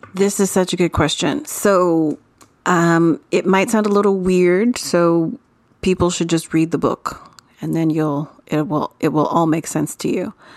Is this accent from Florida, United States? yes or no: yes; Florida, United States; I'm from Florida